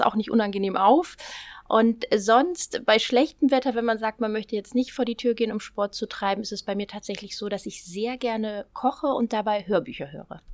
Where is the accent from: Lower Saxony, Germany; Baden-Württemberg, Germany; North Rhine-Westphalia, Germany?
North Rhine-Westphalia, Germany; Düsseldorf; moved away as an adult; now in Hamburg, Germany; Ich bin gebürtige Düsseldorferin